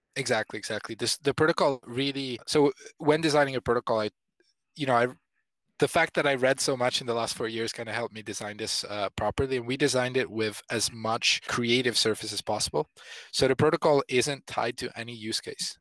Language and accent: English; Italy; I come from country, I'm I'm from Italy